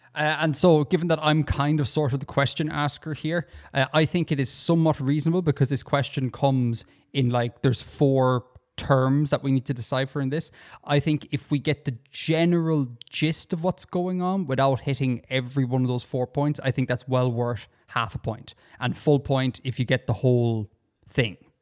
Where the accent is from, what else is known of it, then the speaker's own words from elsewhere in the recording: Ireland; Because I come from Ireland and we speak the correct English here.